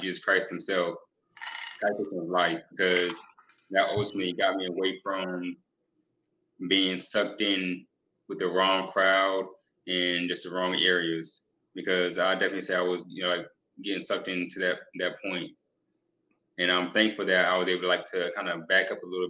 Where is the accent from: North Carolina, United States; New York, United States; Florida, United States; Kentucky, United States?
North Carolina, United States; Fayetteville; Where I'm from is Fayetteville, North Carolina. Born and raised there